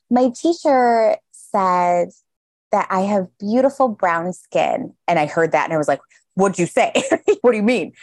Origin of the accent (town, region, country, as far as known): Chicago, Illinois, United States; born or raised there